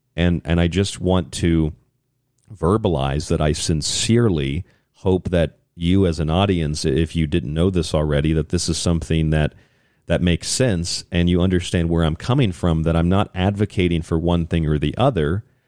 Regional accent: Florida, United States; In the state of Florida, where I'm from, my home state

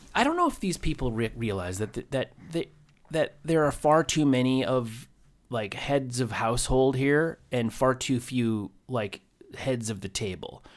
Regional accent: Maine, United States; moved away; I grew up in Maine

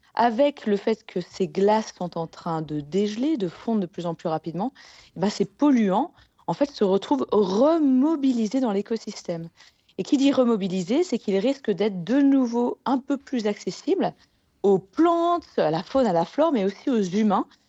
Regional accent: Annecy, Auvergne-Rhône-Alpes, France; je viens d'Annecy en Haute-Savoie

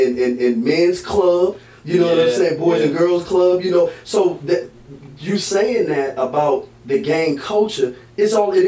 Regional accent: United States; also born or lived in East Coast; I come from Halifax County.

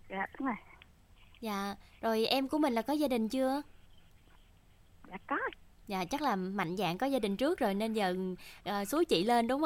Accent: Ben Tre, Vietnam; Dạ em ở dưới Phú Hưng hả chị?

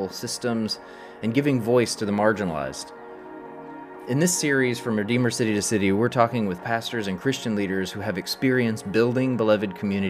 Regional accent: Arkansas, United States; my home state of Arkansas

